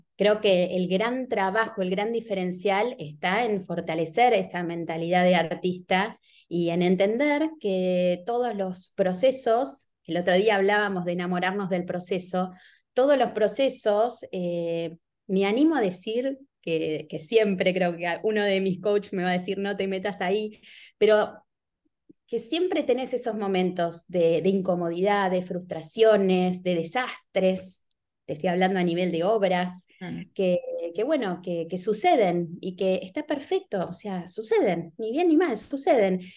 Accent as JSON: {"language": "Spanish", "region": "Buenos Aires", "country": "Argentina", "tie": "born or raised there", "said": "Yo me crié en San Telmo, que es un barrio muy bohemio, sobre todo hace 30 años en Buenos Aires"}